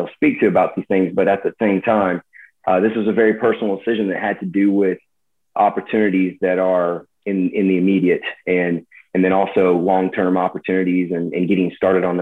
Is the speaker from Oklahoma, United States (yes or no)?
no; East Texas, United States; a fellow East Texan